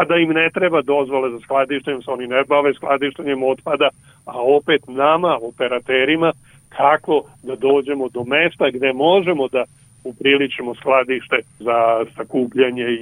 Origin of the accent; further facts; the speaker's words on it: Serbia; kod nas u Srbiji.